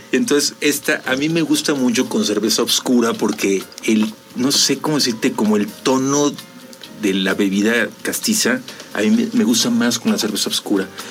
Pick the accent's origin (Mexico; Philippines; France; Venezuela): Mexico; como mexicanos